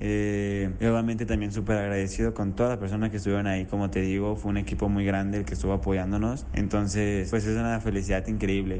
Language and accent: Spanish; Zapopan, Jalisco, Mexico; soy de Jalisco, de Zapopan, Jalisco